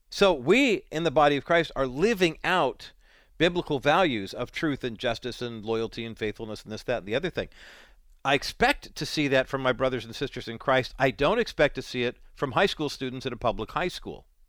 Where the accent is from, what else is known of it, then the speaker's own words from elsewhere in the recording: United States; growing up in America